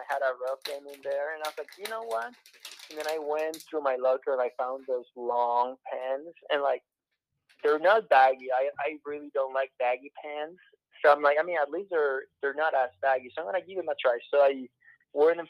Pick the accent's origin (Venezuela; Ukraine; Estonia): Venezuela; moved away; when I was growing up in Venezuela, I would go watch winter baseball games